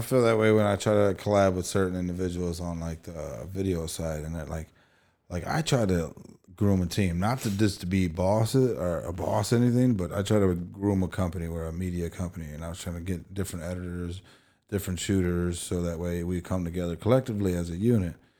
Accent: East Chicago, Indiana, United States; growing up in East Chicago, our, our hometown

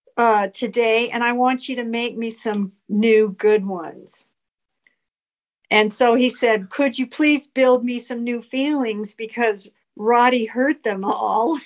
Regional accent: Phoenix, Arizona, United States; moved away as an adult; now in Prescott, United States; I was born in Phoenix, mm-hmm. grew up in Phoenix

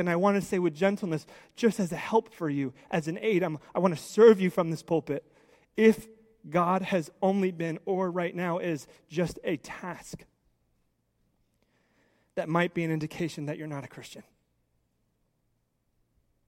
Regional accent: United States; I love being an American

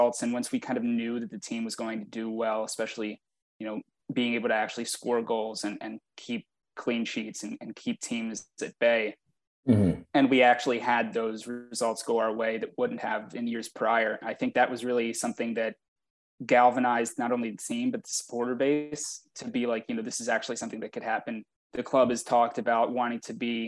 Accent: Baltimore, Maryland, United States; I'm from Baltimore.

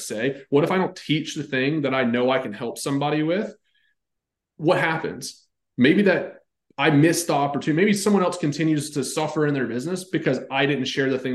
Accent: North Carolina, United States; I grew up, like you could bull ride like 7 days a week, because I'm from North Carolina

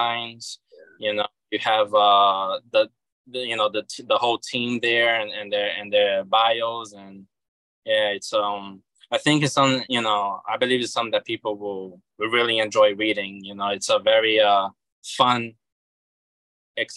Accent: Rio de Janeiro, Brazil; now in United States; Originally I'm from Rio de Janeiro, which is in the southeast

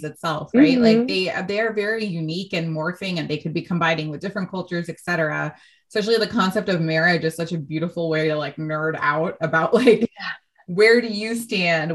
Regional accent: United States; growing up in America

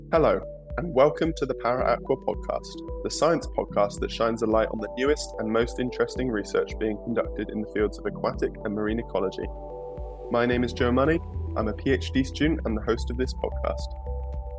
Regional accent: England, United Kingdom; moved away; my home country of England.

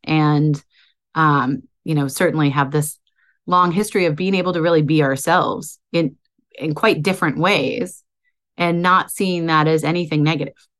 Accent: outside of Boston, Massachusetts, United States; I was born outside of Boston

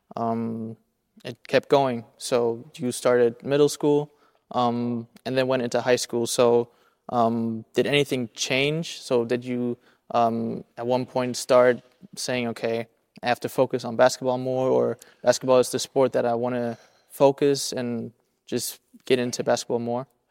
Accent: Germany; I grew up here on the German side

